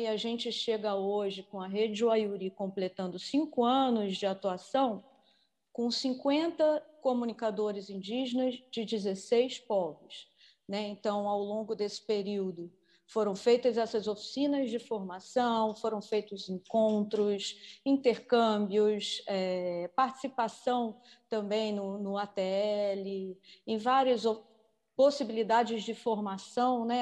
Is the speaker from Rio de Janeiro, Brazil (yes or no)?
yes; Rio de Janeiro, Brazil; moved away as an adult; now in São Gabriel da Cachoeira, Brazil; também sou carioca, sou do Rio de Janeiro